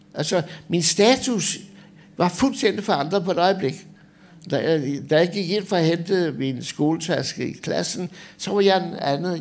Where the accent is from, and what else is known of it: Denmark